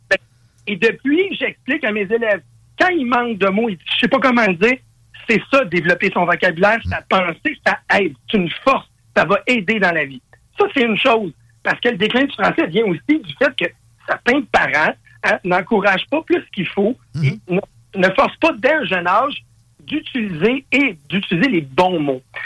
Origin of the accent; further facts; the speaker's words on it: Quebec, Canada; je suis un Québécois